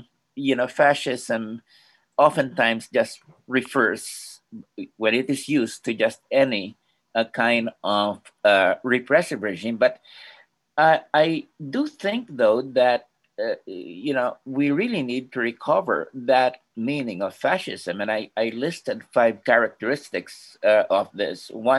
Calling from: Philippines; I'm joining you from the Philippines, and I'm seem to be dropping off occasionally.

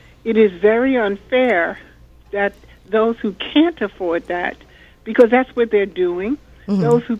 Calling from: New York City, New York, United States; I'm from Queens

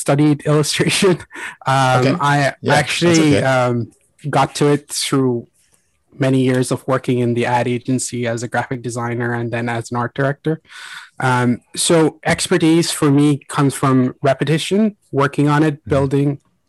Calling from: Dublin, Leinster, Ireland; I am calling in from Dublin.

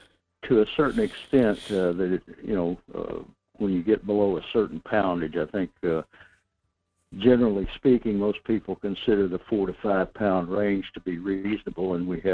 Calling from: North Pole, Alaska, United States; This is … in North Pole.

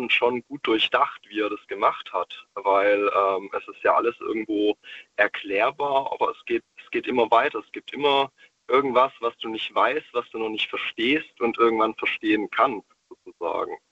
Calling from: Stuttgart, Baden-Württemberg, Germany; Und zwar, ich komme aus dem Großraum Stuttgart.

